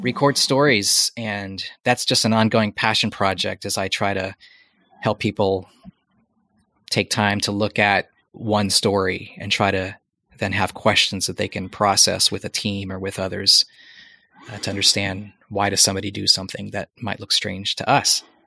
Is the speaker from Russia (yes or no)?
no; United States; moved away as an adult; now in Portland, United States; coming back to the States, which is my home country, but not a home country for my wife or my kids